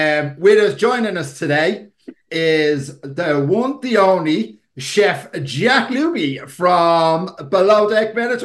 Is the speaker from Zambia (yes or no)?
no; Dublin, Leinster, Ireland; now in Portarlington, Ireland; No, we're all originally from Dublin